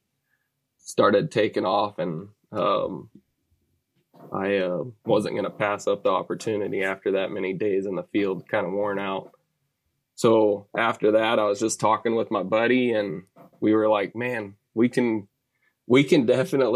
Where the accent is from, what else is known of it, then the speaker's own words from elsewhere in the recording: Sugar Land, Texas, United States; also born or lived in Brookshire, Texas; I grew up in Sugar Land, kind of west of Houston, and now I'm a little bit further west of that in Brookshire area